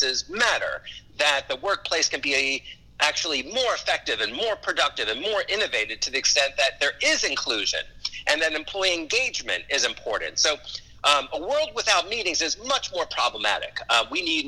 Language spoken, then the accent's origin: English; Los Angeles, California, United States; also born or lived in New York City; now in Charlotte, United States; I was born in New York City, but I grew up in Los Angeles